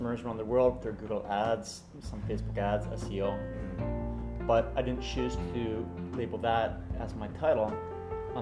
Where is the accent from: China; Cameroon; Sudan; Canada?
Canada; moved away as an adult; also born or lived in Barcelona; now in Playa del Carmen, Mexico; I'm from Canada originally. I lived in Canada most of my life.